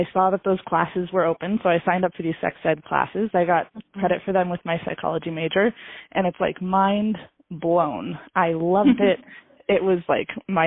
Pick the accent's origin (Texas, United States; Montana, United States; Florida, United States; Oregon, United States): Montana, United States; Lewistown; also born or lived in Bozeman, Montana; I'm from Lewistown, Montana. It's a city of less than 6,000 people